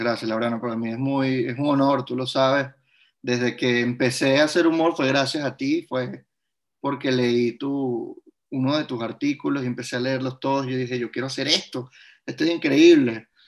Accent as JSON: {"language": "Spanish", "country": "Venezuela", "said": "emigrar es en parte renunciar a mi venezolanidad"}